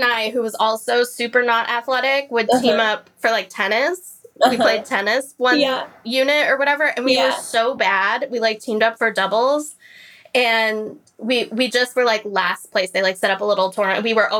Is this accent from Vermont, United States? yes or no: no; Florida, United States; I grew up in Florida.